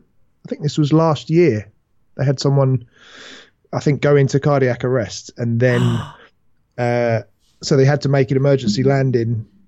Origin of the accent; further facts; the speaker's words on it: United Kingdom; mate, this is a bit overfamiliar. We're British.